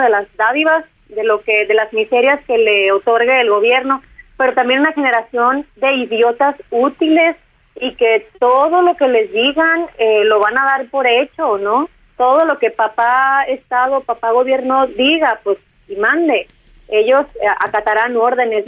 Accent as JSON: {"language": "Spanish", "region": "Sonora", "country": "Mexico", "said": "como decimos acá en mi tierra, en Sonora"}